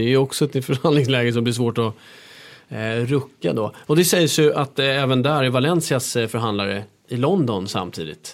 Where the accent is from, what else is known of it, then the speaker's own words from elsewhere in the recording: Stockholm, Stockholm County, Sweden; jag är uppväxt här i Stockholm